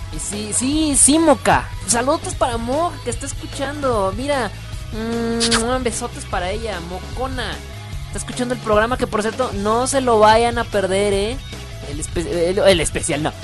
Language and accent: Spanish; northern Mexico, Mexico; accent: norteño; Me escuchas muy norteño, mira nada más. Es que yo soy norteño